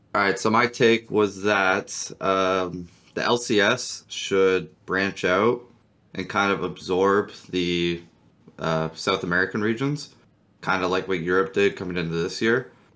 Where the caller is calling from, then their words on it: Toronto, Ontario, Canada; calling from Toronto.